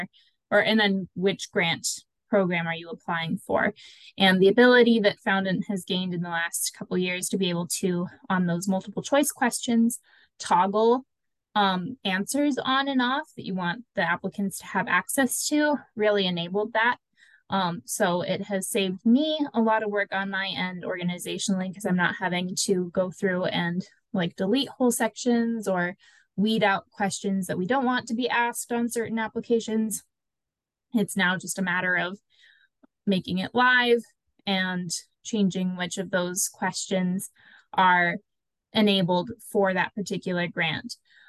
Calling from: Minnesota, United States; Hi, everyone. I'm joining from Minnesota.

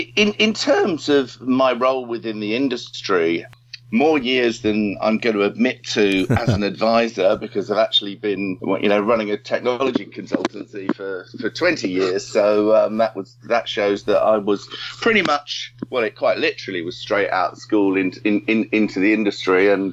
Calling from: Highbury, London, United Kingdom; I'm actually Skyping you from home in Highbury at the moment.

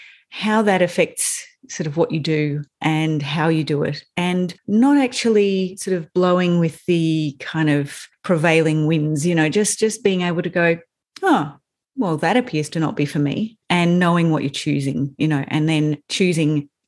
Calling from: Melbourne, Victoria, Australia; So I'm in Melbourne. I'm in the hills outside of Melbourne.

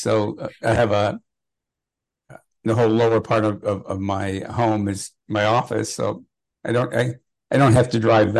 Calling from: Los Angeles, California, United States; I'm connecting from the Hollywood Hills, Los Angeles

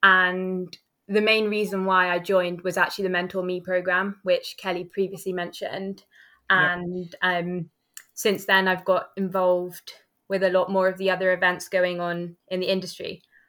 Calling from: Oxford, South East England, United Kingdom; I'm joining from Oxford today.

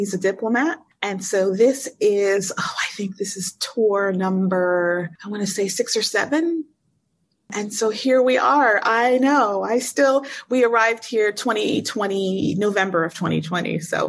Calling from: Cairo, Cairo Governorate, Egypt; Hey, I am in Cairo, Egypt, and it's midnight where I am.

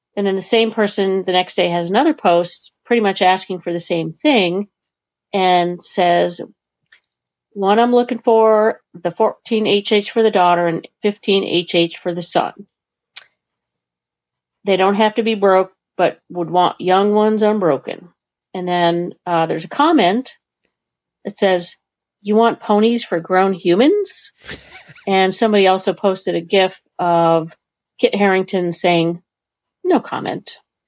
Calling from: Vermont, United States; calling from Vermont

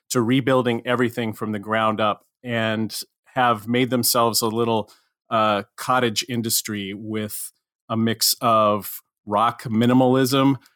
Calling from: New York City, New York, United States; I'm calling you from Upper Manhattan in New York City.

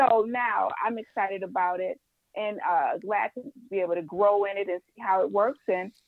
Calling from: Livonia, Michigan, United States; I'm airing from Livonia, Michigan.

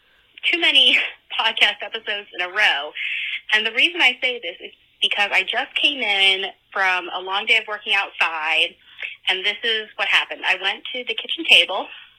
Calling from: New Hampshire, United States; Hi, this is … I'm calling from New Hampshire

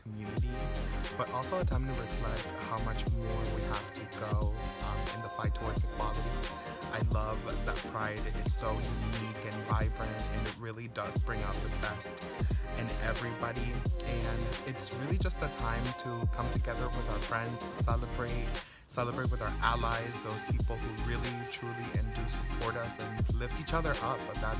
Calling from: Hubert, Florida, United States; hi from Hubert, Florida.

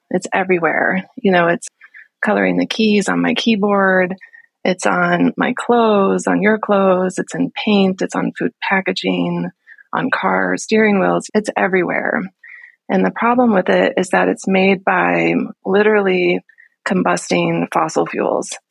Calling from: Las Vegas, Nevada, United States; I'm coming in from Las Vegas today.

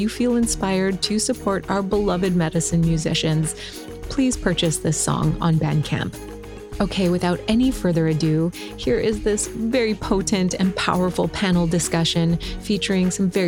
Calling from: Hawaii, United States; I'm the host of the Psychedelic Leadership Podcast, and I'm calling in from the Big Island of Hawaii

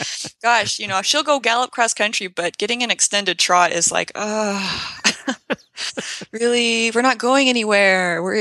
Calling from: Logan, Utah, United States; I'm in Logan, Utah, so that's very northern Utah, just kind of close to the border of Idaho and Utah.

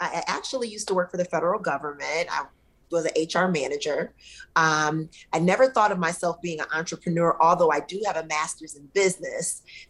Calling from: McLean, Virginia, United States; I'm actually based out of the DC area, the DMV. Okay. So right here in McLean, Virginia, which is about 10 minutes outside of Washington, DC.

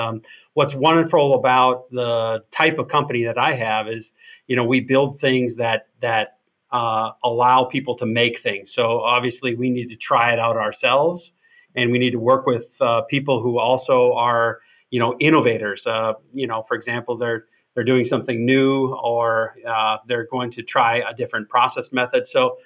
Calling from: Wisconsin, United States; I'm calling in from Wisconsin.

